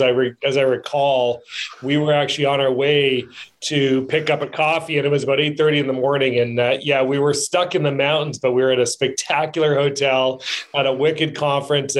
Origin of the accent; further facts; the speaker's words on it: Oakville, Ontario, Canada; moved away as an adult; now in Seattle, United States; I grew up in Oakville, just outside of Toronto